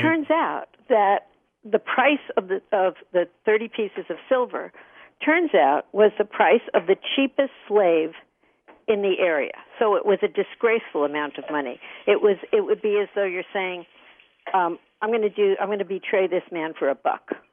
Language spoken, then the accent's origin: English; Hicksville, New York, United States; I grew up in Hicksville, Long Island